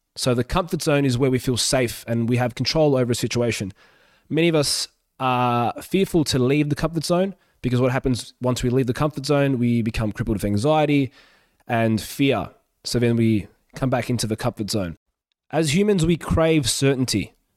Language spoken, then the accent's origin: English; Australia; English is a second language; also born or lived in Yugoslavia; I moved to Australia when I was four during the civil war in Yugoslavia